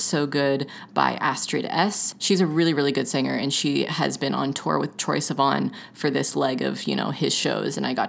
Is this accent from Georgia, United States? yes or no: yes; Georgia, United States; moved away; I'm literally originally from Georgia, so from the South